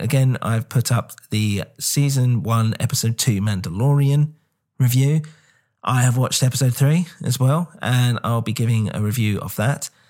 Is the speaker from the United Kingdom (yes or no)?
yes; England, United Kingdom; I'm English